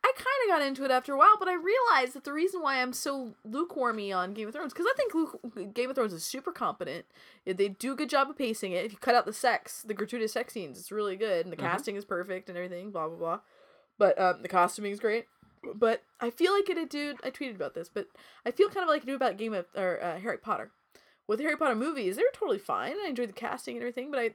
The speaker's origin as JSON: {"language": "English", "country": "United Kingdom", "said": "I'm British"}